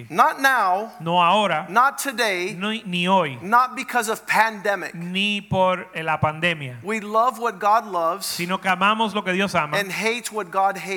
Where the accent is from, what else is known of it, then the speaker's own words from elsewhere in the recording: Florida, United States; I grew up in my in Florida.